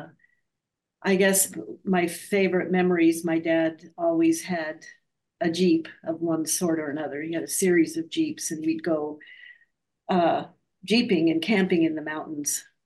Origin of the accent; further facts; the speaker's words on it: Denver, Colorado, United States; also born or lived in Tucson, Arizona; now in Minnesota, United States; I grew up in Denver, Colorado